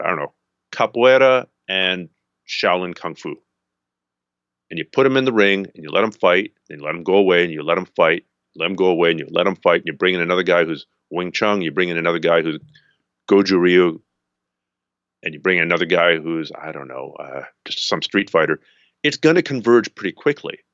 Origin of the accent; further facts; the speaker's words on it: Canada; I'm a Canadian